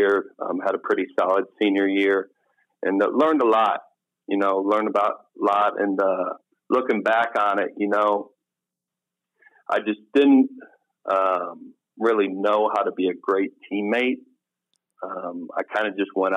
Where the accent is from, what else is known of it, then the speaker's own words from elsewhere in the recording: Jefferson City, Missouri, United States; moved away as an adult; also born or lived in East Coast, United States / Maine / Delaware; moved to Missouri. And I went to high school in Missouri at Jefferson City High School